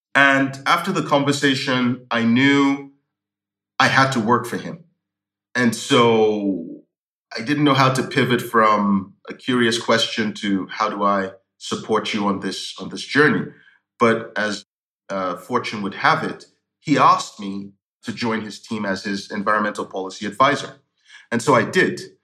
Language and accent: English; Lagos, Nigeria; moved away as an adult; also born or lived in Newcastle, United Kingdom / London, United Kingdom; I lived in Lagos. I grew up in Lagos, uh, Nigeria.